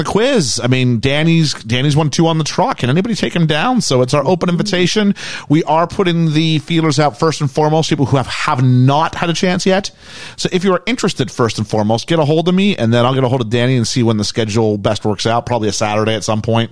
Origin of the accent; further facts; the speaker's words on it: Canada; I'm Canadian